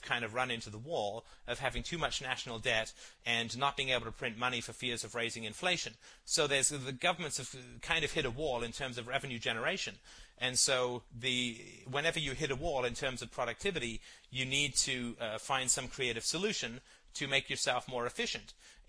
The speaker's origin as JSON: {"language": "English", "country": "Ireland", "tie": "born there", "said": "And I was born in Ireland and spent a lot of summers there."}